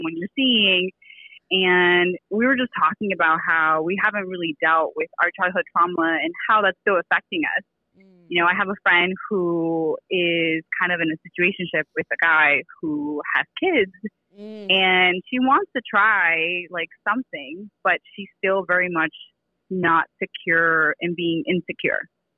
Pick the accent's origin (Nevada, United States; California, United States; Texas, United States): California, United States; I am from Coachella Valley. So my family is from Coachella.